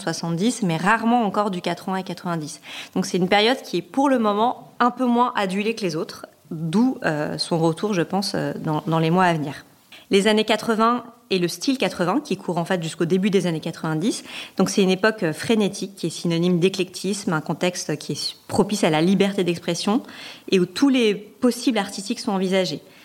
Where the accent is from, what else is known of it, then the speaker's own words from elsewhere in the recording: France; chez nous, en France